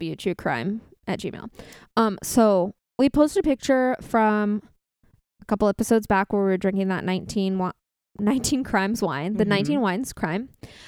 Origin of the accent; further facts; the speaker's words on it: Orange County, California, United States; My brother works there. We're from Orange County.